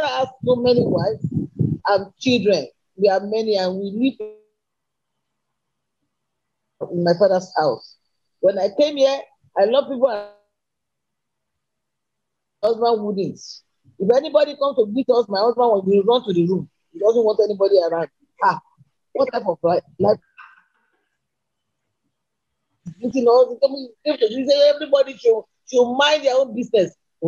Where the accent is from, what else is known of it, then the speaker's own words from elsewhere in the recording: Ilesa, Osun, Nigeria; I came from Ilesha.